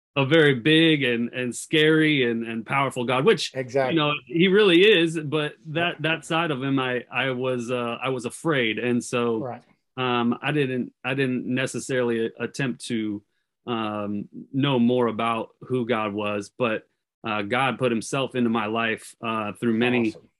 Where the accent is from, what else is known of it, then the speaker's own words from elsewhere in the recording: California, United States; I grew up in California